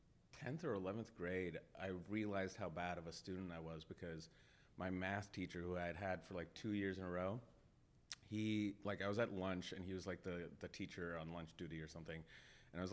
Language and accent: English; Pittsburgh, Pennsylvania, United States; moved away as an adult; now in Los Angeles, United States; So I've lived in LA for close to 8 years now. I'm from Pittsburgh